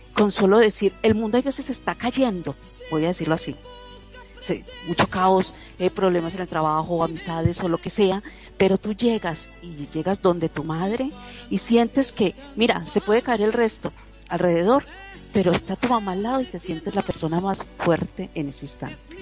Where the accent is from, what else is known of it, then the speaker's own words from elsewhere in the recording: Colombia; como decimos en, Colombia y en mi país